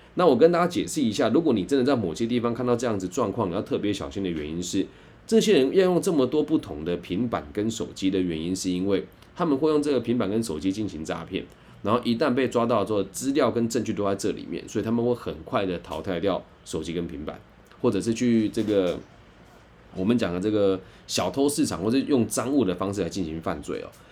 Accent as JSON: {"language": "Chinese", "country": "Taiwan", "said": "我也是台湾来的"}